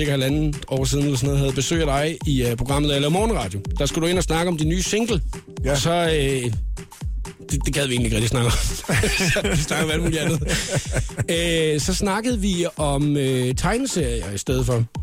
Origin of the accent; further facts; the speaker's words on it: Funen, Southern Denmark, Denmark; moved away; jeg er hjemme på Fyn